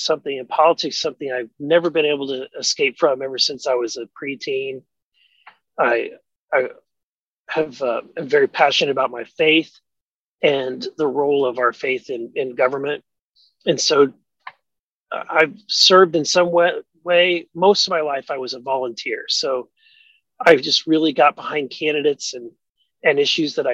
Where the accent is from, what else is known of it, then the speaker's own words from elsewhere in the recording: Southwest Missouri, United States; I grew up in Southwest Missouri